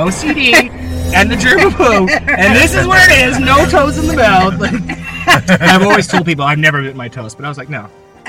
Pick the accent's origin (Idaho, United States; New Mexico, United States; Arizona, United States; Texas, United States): Idaho, United States; Blackfoot; born or raised there